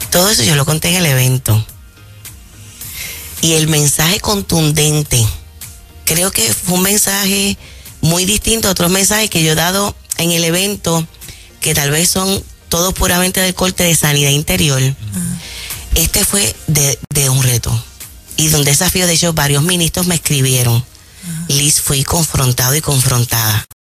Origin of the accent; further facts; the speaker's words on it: Aguada, Puerto Rico; En mi pueblo Aguada